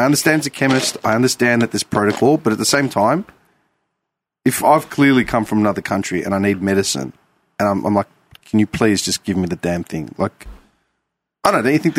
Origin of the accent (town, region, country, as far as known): Melbourne, Victoria, Australia; first language Greek; English is a second language; also born or lived in Greece